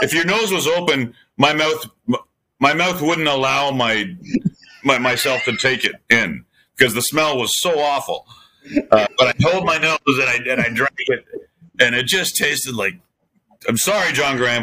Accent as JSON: {"language": "English", "town": "Belleville", "region": "Ontario", "country": "Canada", "tie": "born or raised there", "moved": "yes", "said": "This is like actually my home turf"}